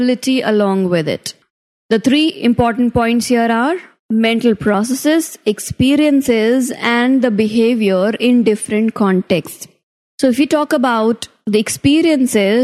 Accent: Rajasthan, India; I am from Rajasthan

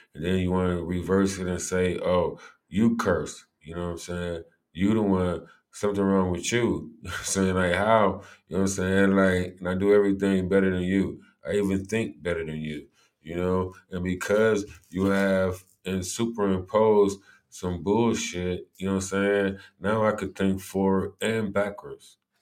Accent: Cleveland, Ohio, United States; growing up in Cleveland

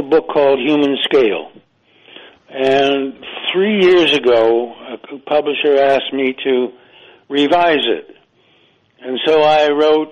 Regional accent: Ithaca, New York, United States; also born or lived in England; now in South Carolina, United States; Ithaca, New York, where I was born

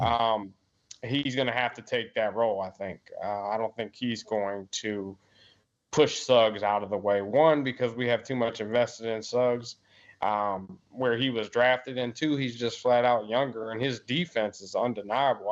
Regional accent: Maryland, United States; I'm from Maryland

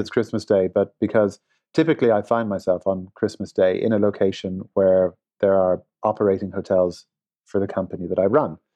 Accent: Limerick, Munster, Ireland; also born or lived in Dublin; now in Los Angeles, United States; I grew up in Ireland. Uh, I was born in Dublin, uh, and then we moved to, uh, Limerick, which is a little further south, uh, in Ireland

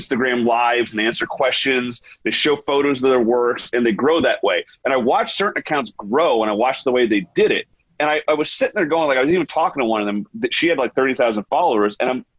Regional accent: United States; I'm like, because like, you know, I'm an American dentist. We don't use, we don't use microscopes.

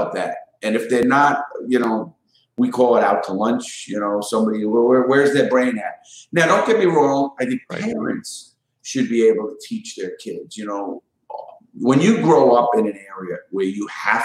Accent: New York City, New York, United States; I grew up in the Bronx in Brooklyn, New York

